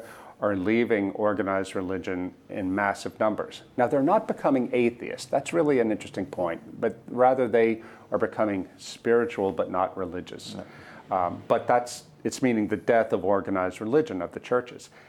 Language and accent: English; United States; as an American Christian